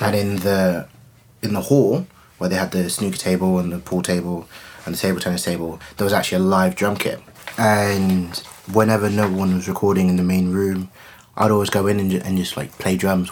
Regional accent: Coventry, West Midlands, United Kingdom; growing up in Coventry

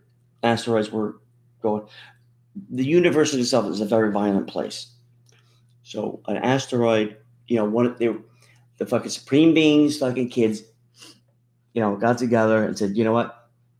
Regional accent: Pennsylvania, United States; growing up in Pennsylvania

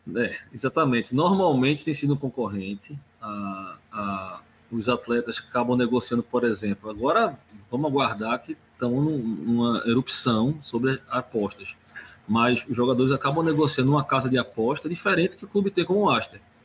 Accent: Recife, Pernambuco, Brazil; moved away as an adult; now in Santos, Brazil; meu sotaque facilmente vai demonstrar para você, eu não sou de Santos, eu sou de Recife

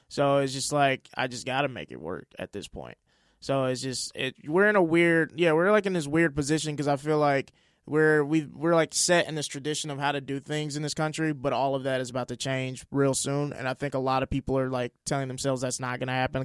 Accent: Mississippi, United States; moved away as an adult; also born or lived in Oklahoma; now in Los Angeles, United States; I'm from Mississippi originally, but I was going to college in Oklahoma

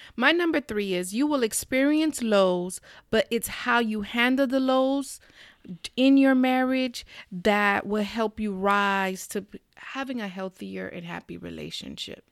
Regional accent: South Florida, United States; We're from South Florida.

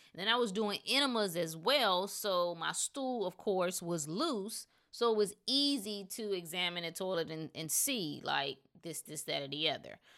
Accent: North Carolina, United States; I was from North Carolina

